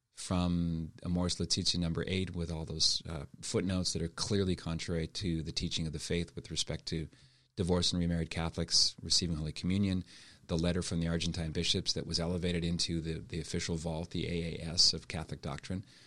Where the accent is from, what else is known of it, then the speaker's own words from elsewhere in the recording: Halifax, Nova Scotia, Canada; moved away as an adult; also born or lived in Montreal / Toronto / Ottawa / Steubenville; I was born and raised in Halifax